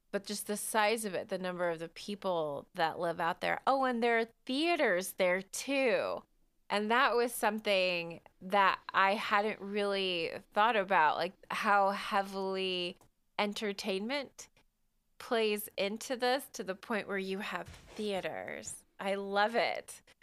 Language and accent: English; United States; I'm an American